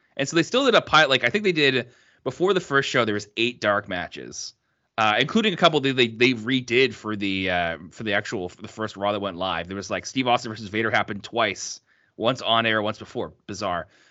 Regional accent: Canada; I'm from the East Coast

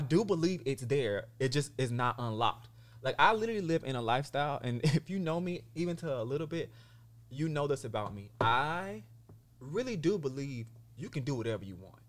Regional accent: Sumter, South Carolina, United States; also born or lived in San Diego, California; now in Los Angeles, United States; I'm born and raised in Sumter, South Carolina, and I currently reside in Los Angeles, California

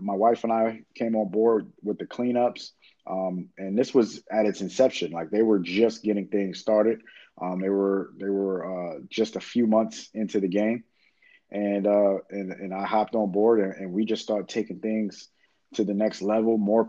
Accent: Queens, New York, United States; especially, you know, like you said, with us being from Queens, my neighborhood is identical to the way we grew up in Queens.

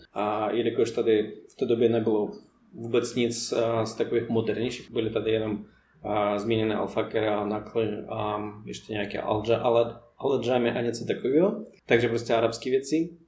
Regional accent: Moscow, Russia; Czech is a second language; moved away as an adult; also born or lived in Poděbrady, Czech Republic; now in Czech Republic; já jsem z Moskvy takže po mě, pro mě to byl vlastně obrovský kontrast z tak velkého města se přestěhovat do města, co má 15 000 obyvatel.

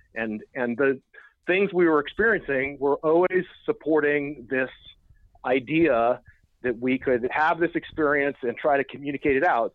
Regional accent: Oakland, California, United States; we're from Oakland, we spent a lot of time at Occupy Oakland

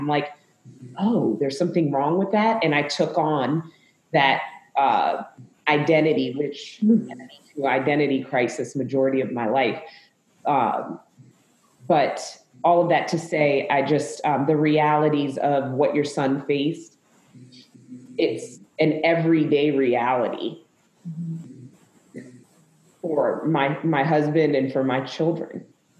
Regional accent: Zambia; also born or lived in United States; My dad was Caucasian American and my mom was Zambian. I was born in Zambia. So I am African American.

